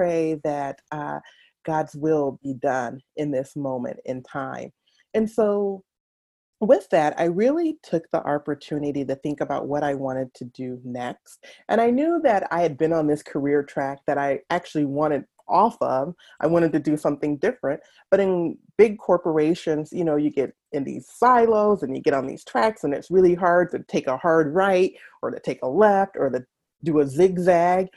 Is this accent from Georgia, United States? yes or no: yes; Atlanta, Georgia, United States; moved away as an adult; also born or lived in Washington, D.C.; now in Twin Cities, United States; Born and raised in Atlanta, Georgia